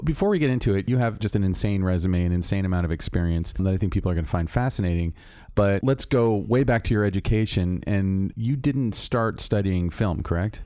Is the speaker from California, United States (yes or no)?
no; Orlando, Florida, United States; moved away as an adult; I'm from Orlando, Florida